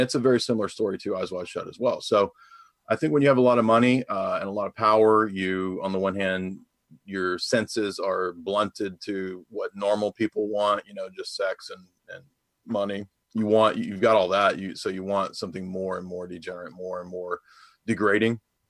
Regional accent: Tennessee, United States; Outside Nashville, yep.

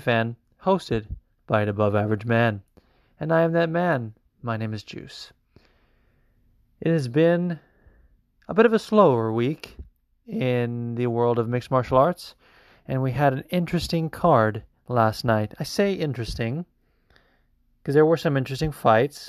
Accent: Las Vegas, Nevada, United States; also born or lived in Orange County, California; now in New Jersey, United States; I was born in Orange County and then moved to Vegas when I was four, and Vegas is kind of my home. And now Jersey is

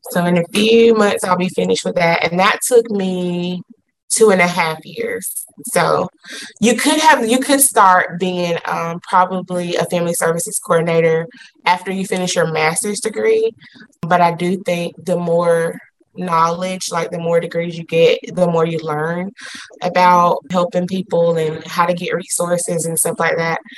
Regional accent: Forsyth, Georgia, United States; Well, I'm from Forsyth. I grew up here um, my whole life. I went to Mary Persons.

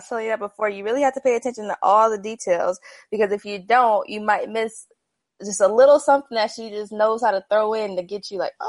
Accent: Nebraska, United States; moved away as an adult; now in Houston, United States; I'm from Nebraska, born and raised. I lived there up until a month ago. I just moved to Houston, Texas.

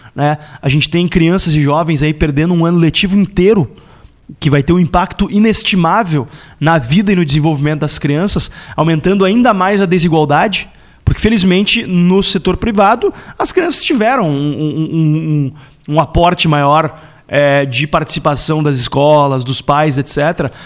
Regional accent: Porto Alegre, Rio Grande do Sul, Brazil; eu sou natural de Porto Alegre, vivo em Porto Alegre

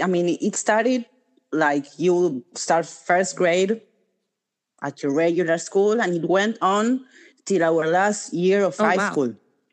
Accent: Buenos Aires, Argentina; first language Spanish; English is a second language; My first language is Spanish.

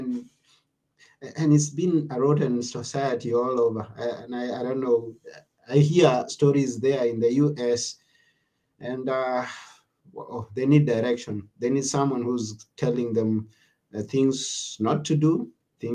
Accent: Texas, United States; I grew up here in Texas, Texas, Texas

